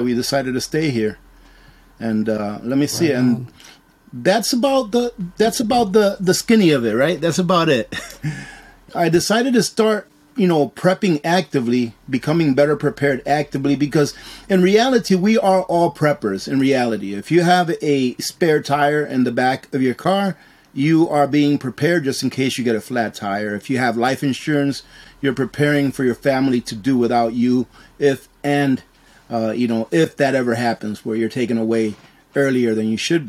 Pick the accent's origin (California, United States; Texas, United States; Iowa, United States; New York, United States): New York, United States; moved away as an adult; also born or lived in Dominican Republic; now in Alaska, United States; I was born in Dominican Republic, and when I was 3 years old, I immigrated to the United States. I grew up in New York, or I was raised in New York